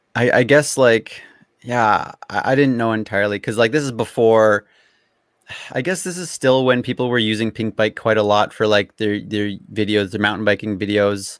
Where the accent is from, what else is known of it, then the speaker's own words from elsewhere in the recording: Abbotsford, British Columbia, Canada; I've grown up here all my life. So like the town I'm in is called Abbotsford. It's like mm-hmm. an hour out of Vancouver